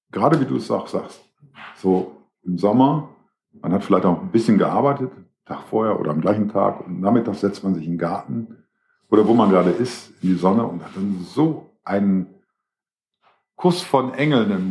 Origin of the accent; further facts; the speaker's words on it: Essen, North Rhine-Westphalia, Germany; Ich als Essener bin ja ein bisschen neidisch, weil früher waren, hatten wir ja die Nase vorne mit äh, Zwei-Sterne-Lokalen und so weiter und so fort.